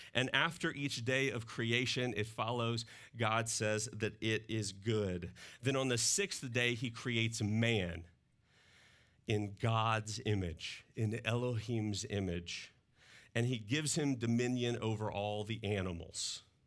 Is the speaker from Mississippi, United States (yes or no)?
yes; Mississippi, United States; now in Northwest Arkansas, United States; I grew up in Mississippi and that comes through in my accent